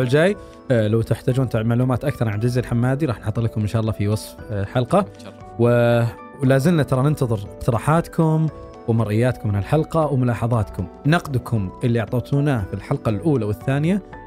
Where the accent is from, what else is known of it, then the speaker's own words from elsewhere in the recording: Saudi Arabia; عندنا في السعوديه